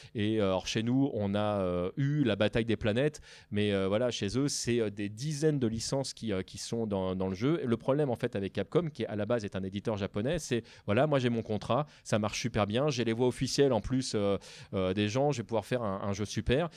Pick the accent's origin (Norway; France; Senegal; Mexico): France; en tant que Français